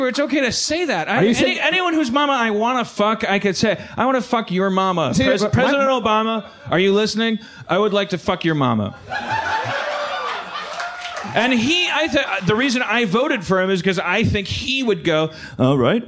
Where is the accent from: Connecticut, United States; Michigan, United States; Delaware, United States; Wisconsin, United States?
Wisconsin, United States; Milwaukee; also born or lived in California; now in Los Angeles, United States; growing up in Wisconsin